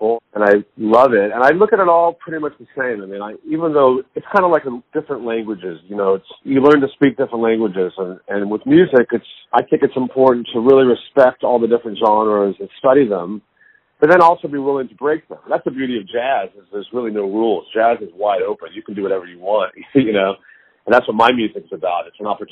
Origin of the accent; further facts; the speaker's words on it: Dallas, Texas, United States; now in New York, United States; growing up in Dallas with my teacher, Henry Opstahl